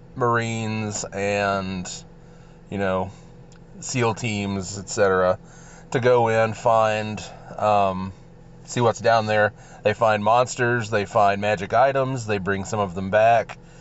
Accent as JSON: {"language": "English", "region": "Texas", "country": "United States", "accent": "drawl", "said": "I'm from Texas"}